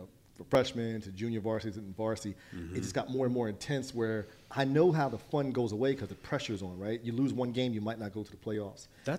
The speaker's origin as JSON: {"language": "English", "town": "Trenton", "country": "United States", "tie": "born or raised there", "said": "I grew up in Trenton, and we were called the Trenton Tornadoes as our high school football team."}